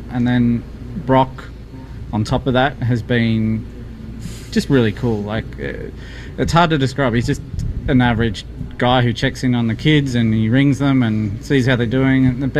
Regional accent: Australia; moved away as an adult; now in Boston, United States; not being Boston natives, or even we're from Australia, obviously

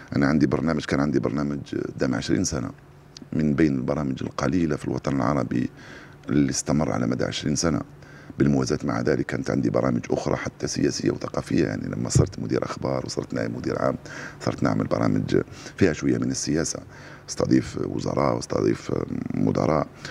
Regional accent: Algeria; فكبرت على الإذاعة الجزائرية

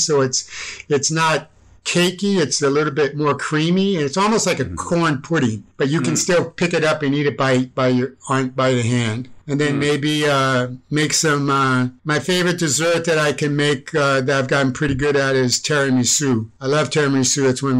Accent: Medford, Massachusetts, United States; also born or lived in Chicago; I was born in Cook County Hospital. And then my dad was in the service and he got stationed at Westover Air Force Base in Massachusetts. And then I lived in several different communities there, like Chicopee Falls. Medford was the place that I grew up.

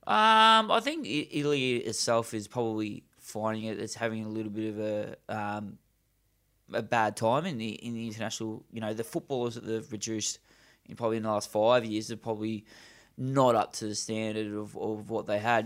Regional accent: Australia; as an Australian

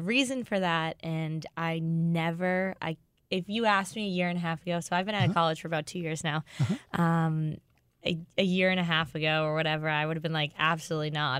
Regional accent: Boston, Massachusetts, United States; moved away as an adult; now in St. Louis, United States; I'm from Boston

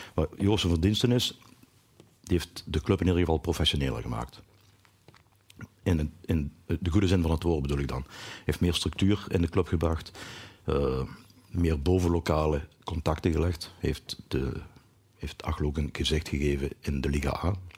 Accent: Achel, Flanders, Belgium; ik kom uit Achel. En, eh, een Noord-Limburger

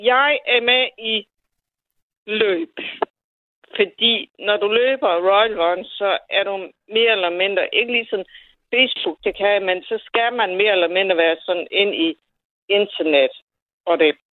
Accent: Funen, Southern Denmark, Denmark; jeg kommer fra Fyn og Næstby

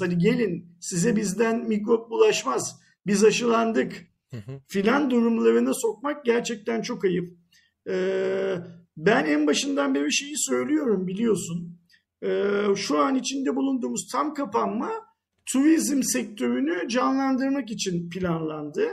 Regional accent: Turkey; Bir Türk olarak

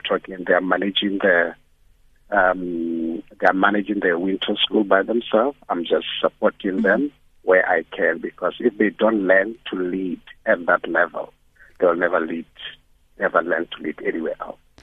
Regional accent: South Africa; I grew up in the rural area

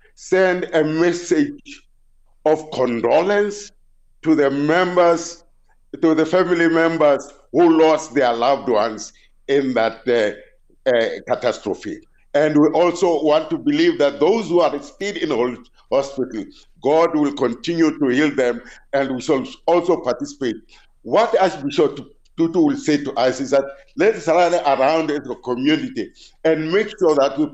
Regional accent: South Africa

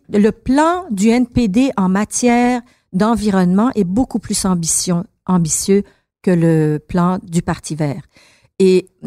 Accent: Iran; now in Montreal, Canada; Moi, moi, je suis une Montréalaise, je suis une Québécoise, je suis une bon une Iranienne avant là, mais Montréalaise et Québécoise.

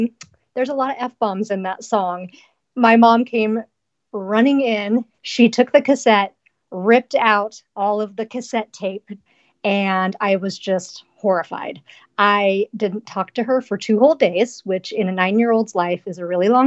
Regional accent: Nebraska, United States; now in Portland, United States; I grew up in a super lame town of 260 people in the middle of Nebraska.

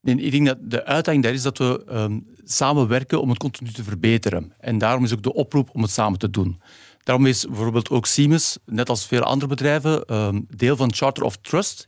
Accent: Belgium; Nu kom ik hier weer als een Belg die zegt: Ik heb geleerd in Nederland

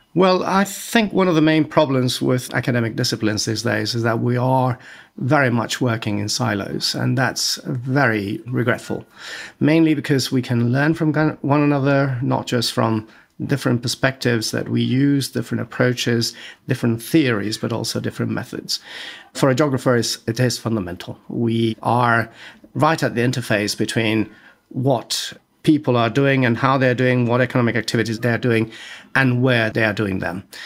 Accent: Madrid, Community of Madrid, Spain; moved away as an adult; also born or lived in Florence; I am Spanish. I was born and raised in Madrid.

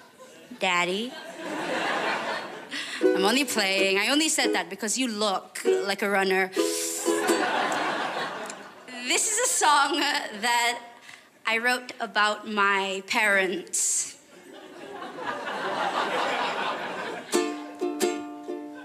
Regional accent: Malaysia; I'm from Malaysia

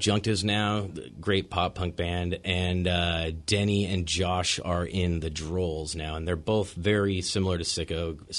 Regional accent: Redmond, Washington, United States; And I grew up in Redmond going to the old Firehouse shows

